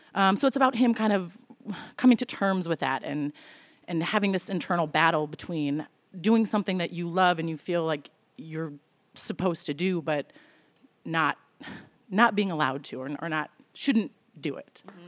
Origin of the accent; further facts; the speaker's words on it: Evanston, Illinois, United States; now in Chicago, United States; I grew up in Evanston, live in Chicago.